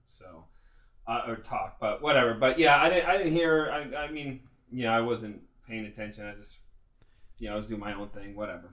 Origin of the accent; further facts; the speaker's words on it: Nevada, United States; now in Phoenix, United States; I'm from the U.S. All I know, Nevada.